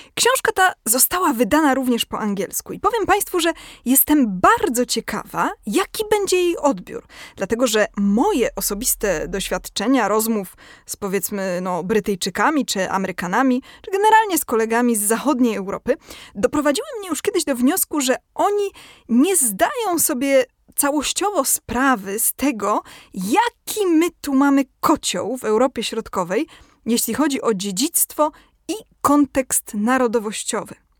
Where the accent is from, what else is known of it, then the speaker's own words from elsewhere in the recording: Kraków, Lesser Poland, Poland; ja jestem z Krakowa